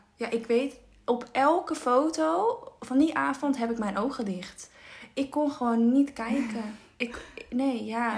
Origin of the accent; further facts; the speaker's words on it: Haarlem, North Holland, Netherlands; We komen uit Haarlem